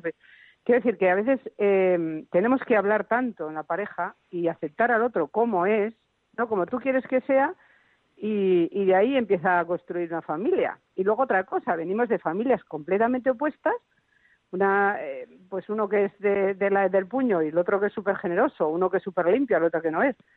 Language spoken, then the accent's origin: Spanish; Navarre, Spain; que somos de Navarra